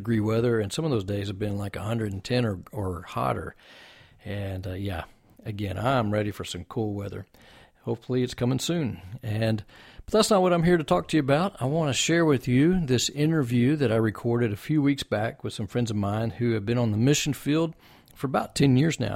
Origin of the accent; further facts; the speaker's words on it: Texas, United States; we're from Texas as well